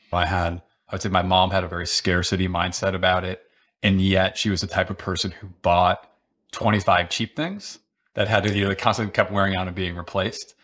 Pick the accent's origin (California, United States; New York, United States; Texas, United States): New York, United States; Rochester; growing up outside of Rochester, New York